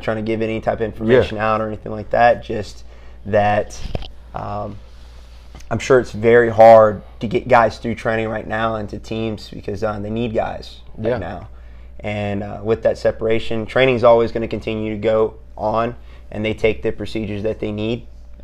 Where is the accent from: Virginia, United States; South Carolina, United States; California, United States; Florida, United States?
South Carolina, United States; moved away as an adult; now in Fayetteville, United States; I'm from South Carolina. I got a good family down there